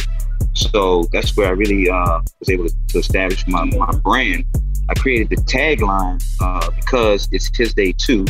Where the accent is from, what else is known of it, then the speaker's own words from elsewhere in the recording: Washington, District of Columbia, United States; My family, we grew up in Northwest Washington, D.C., you know, typical 70s Washington family